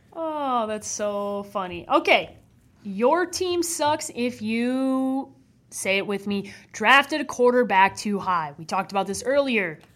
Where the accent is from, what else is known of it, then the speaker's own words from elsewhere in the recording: Chicago, Illinois, United States; my hometown team